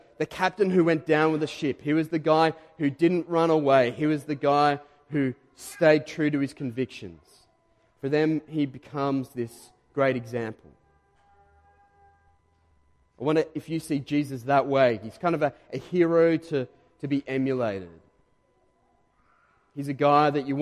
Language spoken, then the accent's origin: English; Diamond Creek, Victoria, Australia; moved away as an adult; now in Caroline Springs, Australia; we grew up, my wife Renee and I, we grew up in Diamond Creek.